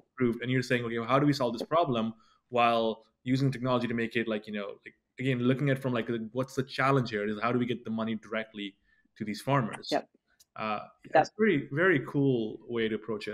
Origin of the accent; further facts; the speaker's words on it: India; moved away; originally I was born in India